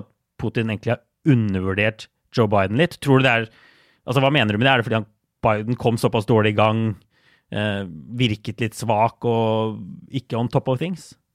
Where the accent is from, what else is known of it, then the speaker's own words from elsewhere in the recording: Norway; moved away as an adult; now in New York, United States; hjemme i Norge